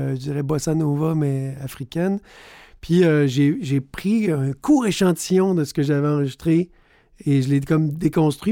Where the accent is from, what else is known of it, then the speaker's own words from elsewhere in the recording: Sept-Îles, Quebec, Canada; now in Montreal, Canada; Je viens de Sept-Îles, sur la côte nord, fils d'un nord-côtier aussi de Havre-Saint-Pierre et d'une mère gaspésienne de Petite-Vallée. Mais j'habite depuis beaucoup trop longtemps à Montréal